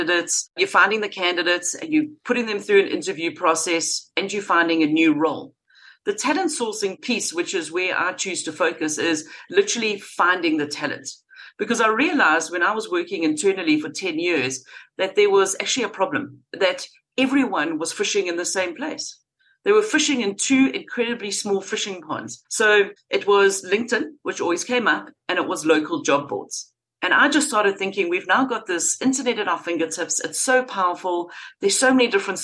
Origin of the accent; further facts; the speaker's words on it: Durban, KwaZulu-Natal, South Africa; moved away as an adult; also born or lived in London; I grew up in Durban in South Africa, went to school there, had a fantastic childhood